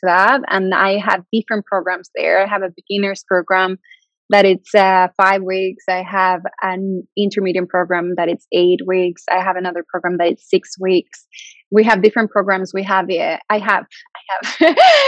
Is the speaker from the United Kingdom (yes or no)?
no; Mexico; also born or lived in Santiago de Compostela, Spain / Madrid, Spain; now in Sweden; I'm from Mexico. I moved away many years ago, but I'm from Mexico.